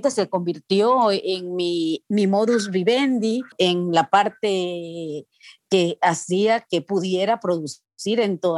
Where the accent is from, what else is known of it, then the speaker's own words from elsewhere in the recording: Guayaquil, Guayas, Ecuador; now in United States; vivo en Estados Unidos desde hace algunos años, que nací y crecí en Guayaquil, estudié en la Universidad Católica Santiago de Guayaquil